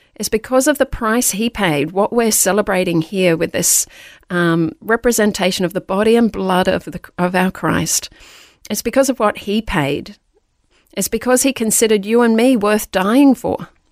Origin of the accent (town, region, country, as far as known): Queensland, Australia; born or raised there; also born or lived in Darlinghurst, Sydney, New South Wales